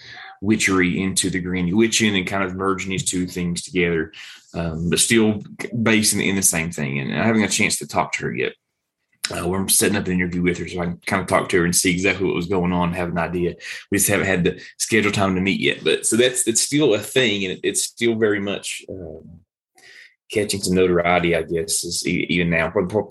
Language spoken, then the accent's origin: English; Appalachia, United States; I grew up in Appalachia and consider myself Appalachian